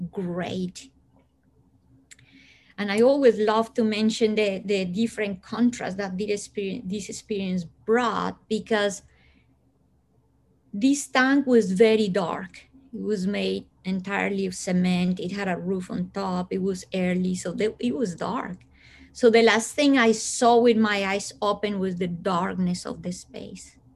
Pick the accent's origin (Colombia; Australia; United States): Colombia; born there; English is a second language; people think that because I was born in Colombia, I come from hot weather.